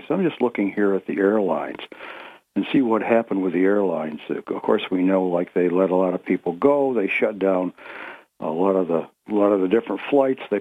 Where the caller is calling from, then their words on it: Ithaca, New York, United States; of Greater Ithaca would like to speak about greed.